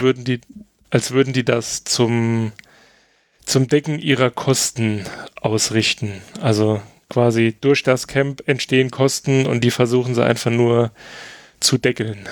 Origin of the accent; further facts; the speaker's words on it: Germany; als Deutscher